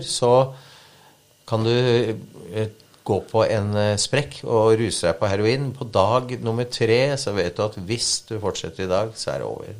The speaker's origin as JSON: {"language": "Norwegian", "town": "Vikersund", "region": "Buskerud", "country": "Norway", "tie": "born or raised there", "also_born_or_lived": "Tromsø"}